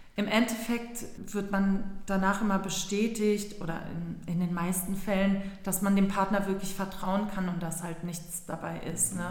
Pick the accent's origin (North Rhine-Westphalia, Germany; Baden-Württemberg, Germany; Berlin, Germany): Berlin, Germany; also born or lived in Istanbul, Turkey; Bin ja auch gebürtige Berlinerin